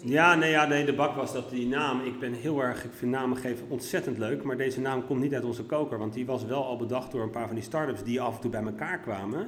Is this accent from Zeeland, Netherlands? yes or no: no; Ter Aar, South Holland, Netherlands; moved away; also born or lived in Leiderdorp / Vlissingen / Hilversum; ik heb mijn grootste tijd, eh, deel van de tijd eh, gewoond in het pittoreske dorpje Ter Aar, vlakbij Nieuwkoop en Alphen aan de Rijn, Zuid-Holland.